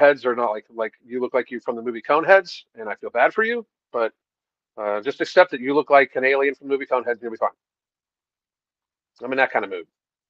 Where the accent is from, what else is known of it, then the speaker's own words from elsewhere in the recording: Alaska, United States; I grew up in Alaska long before off-grid, living off-grid was being cool.